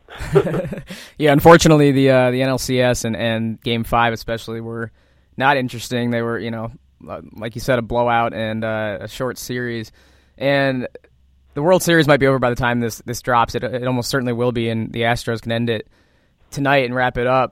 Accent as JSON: {"language": "English", "region": "Central Illinois", "country": "United States", "tie": "born or raised there", "said": "growing up in Central Illinois"}